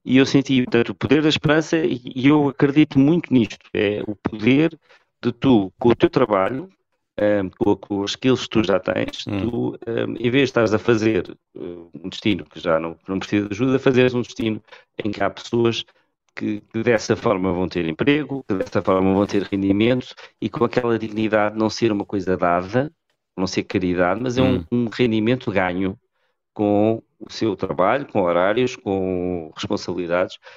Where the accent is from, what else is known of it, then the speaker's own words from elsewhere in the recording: Portugal; Eu gosto muito de ser português